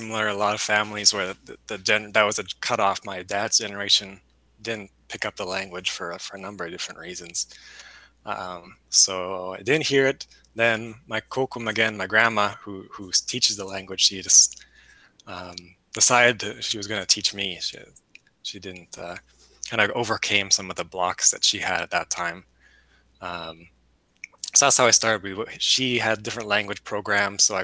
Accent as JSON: {"language": "English", "town": "Winnipeg", "region": "Manitoba", "country": "Canada", "tie": "born or raised there", "moved": "yes", "lives_now": "United States", "said": "I grew up in the city, Winnipeg, kind of similar to Twin Cities"}